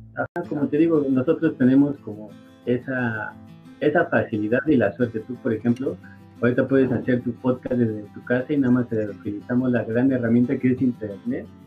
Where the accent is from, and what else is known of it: Mexico